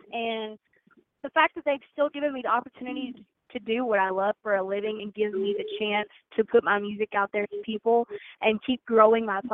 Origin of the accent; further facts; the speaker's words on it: Birchwood, Tennessee, United States; also born or lived in Chattanooga, Tennessee / Pigeon Forge, Tennessee; That's my hometown, Birchwood, Tennessee